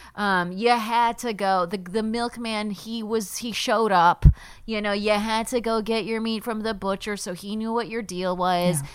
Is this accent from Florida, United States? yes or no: no; Palm Springs, California, United States; moved away as an adult; also born or lived in upstate New York; I grew up in Palm Springs, California